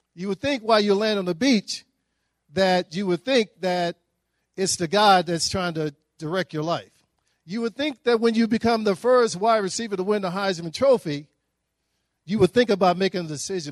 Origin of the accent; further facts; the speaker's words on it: Dallas, Texas, United States; I grew up in Dallas, Texas